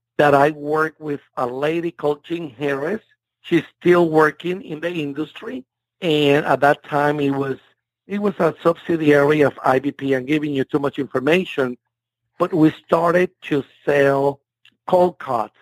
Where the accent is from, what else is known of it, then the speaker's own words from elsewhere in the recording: Puerto Rico; English is a second language; moved away as an adult; also born or lived in Miami / San Benito, Texas; now in United States; I grew up in Puerto Rico until I was 18 years old